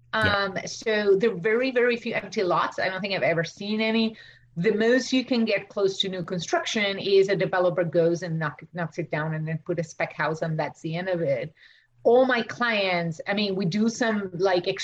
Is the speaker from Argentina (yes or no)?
yes; Argentina; English is a second language; now in United States; I'm from Argentina. I went to school there